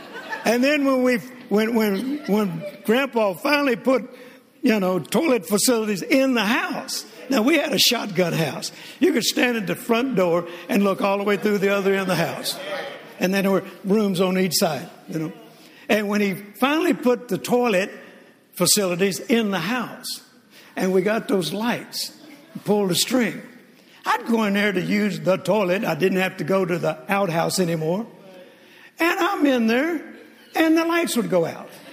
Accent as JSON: {"language": "English", "region": "Mississippi", "country": "United States", "tie": "born or raised there"}